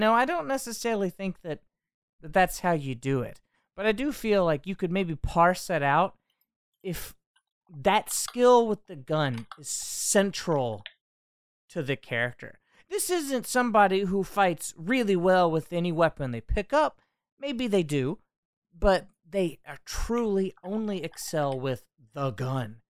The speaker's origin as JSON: {"language": "English", "country": "United States", "said": "as an American"}